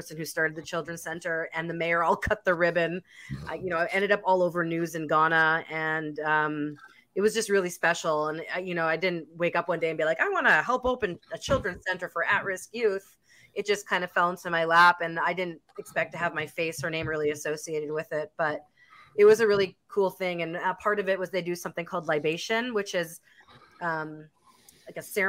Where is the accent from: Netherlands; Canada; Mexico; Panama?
Canada; Winnipeg, Manitoba; Yeah, Manitoba. I'm from Winnipeg, Manitoba.